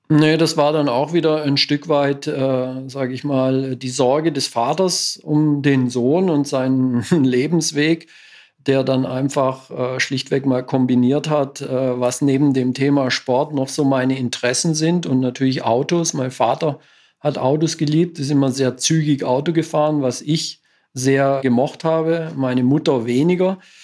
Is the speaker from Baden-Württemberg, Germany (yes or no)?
yes; Southern Black Forest, Baden-Württemberg, Germany; ich bin im Südschwarzwald aufgewachsen